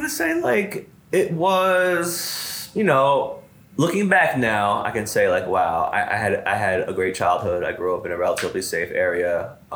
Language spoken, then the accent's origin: English; Compton, California, United States; born there; I was born in Compton.